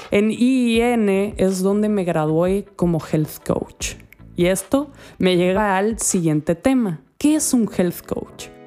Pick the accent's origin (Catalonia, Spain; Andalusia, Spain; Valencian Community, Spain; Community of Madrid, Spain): Andalusia, Spain; accent: Andalusian; he vivido en diferentes países y esto hace que mi acento como es ya no es de una española simple, una andaluza para ser más concretamente